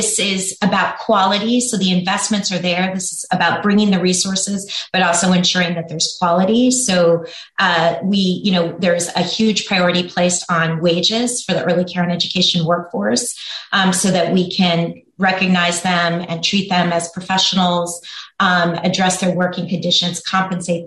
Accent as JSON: {"language": "English", "town": "Washington", "region": "District of Columbia", "country": "United States", "tie": "born or raised there", "also_born_or_lived": "Oregon", "said": "I helped implement universal preschool in my hometown of Washington, D.C."}